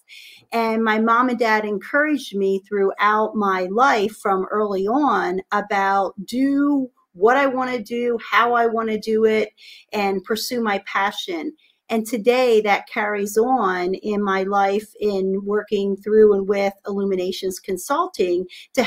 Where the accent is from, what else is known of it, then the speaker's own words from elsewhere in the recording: Harrisburg, Pennsylvania, United States; I grew up actually in Harrisburg, Pennsylvania, the same area that I'm in. Only live about 5 miles away from my childhood home.